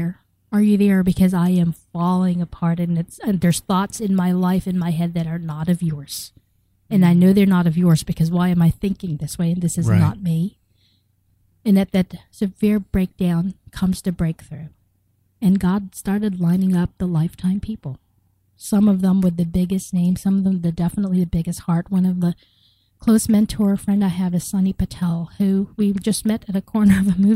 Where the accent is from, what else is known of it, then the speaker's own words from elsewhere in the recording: United States; also born or lived in Philippines; I grew up here in the United States.